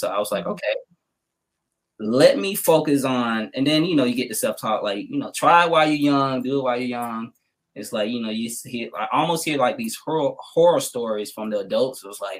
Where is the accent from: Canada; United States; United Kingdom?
United States; the South; you know, I grew up in the South, so I know what a teacher looks like, just as far as it's like coming out of school. A lot of African-Americans down South, a lot of women, they go into the profession of teaching